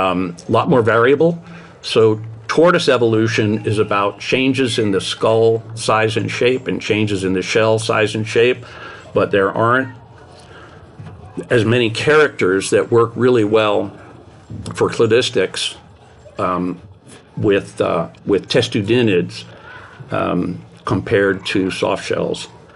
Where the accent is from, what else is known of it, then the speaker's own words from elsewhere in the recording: New Jersey, United States; moved away; I grew up in New Jersey near the Passaic River.